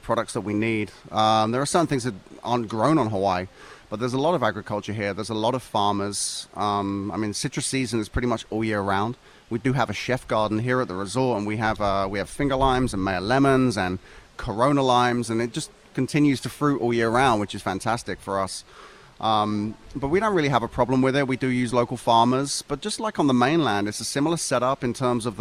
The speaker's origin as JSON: {"language": "English", "region": "England", "country": "United Kingdom", "tie": "born or raised there", "moved": "yes", "lives_now": "Maui, United States", "said": "I grew up on the British Isles"}